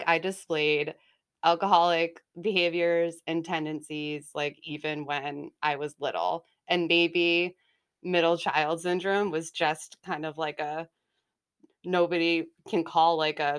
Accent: Haverhill, Massachusetts, United States; also born or lived in Salem, Massachusetts; So I was born in Salem, Massachusetts, and um, grew up in Haverhill, Mass. And I am the middle child.

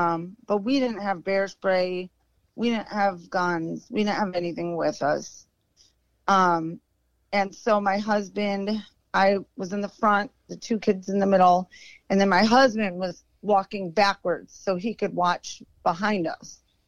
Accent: Chicago, Illinois, United States; Like I said, we're from Chicago, but yeah, so we got out of there.

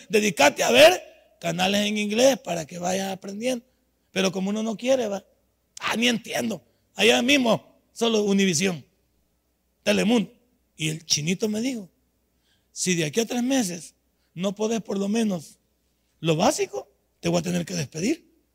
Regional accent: El Salvador; moved away as an adult; also born or lived in United States; en mi país yo he hecho 25 materias en la Universidad Nacional

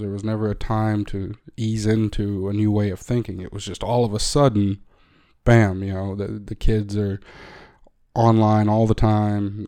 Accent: United States; as an American

